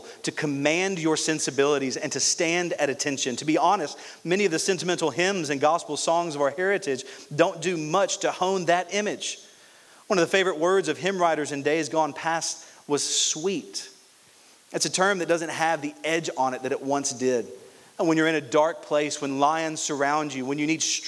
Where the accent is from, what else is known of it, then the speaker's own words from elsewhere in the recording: Louisiana, United States; now in Orlando, United States; I grew up in Louisiana, so I'm used to rain.